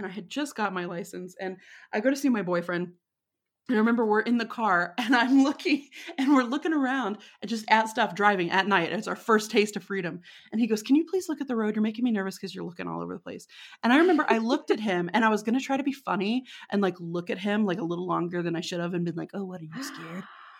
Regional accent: Texas, United States; I know there were times where I was, like, kind of playing up my accent a little bit, you know, because I knew. I knew I was far away from Texas

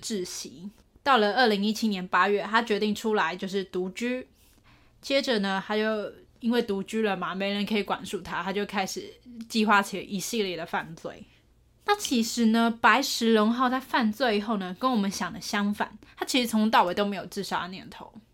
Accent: Taipei, Taiwan; 我老家都在台北

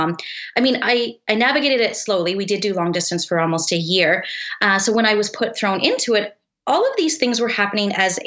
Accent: Eastern Canada, Canada; moved away as an adult; now in Kelowna, Canada; we're both actually from Eastern Canada. We both met there actually as teenagers.

